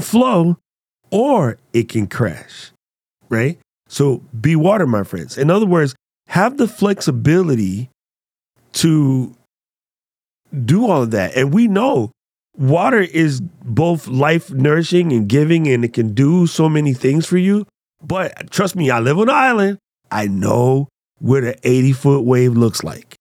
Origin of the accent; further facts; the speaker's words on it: United States; as an American, i, in China